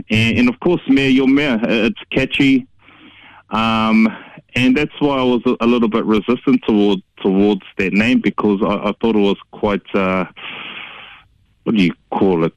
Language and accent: English; Hamilton, Waikato, New Zealand; I grew up in Hamilton uh, and I went to Ngakuaka, Kuaka, Tōku Māpihi Maurea, uh, Hillcrest High School right through to university